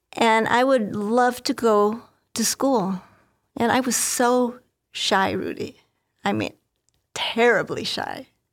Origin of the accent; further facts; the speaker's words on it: northwest Indiana, United States; I grew up in Indiana, in a northwest corner of Indiana, not too far from Chicago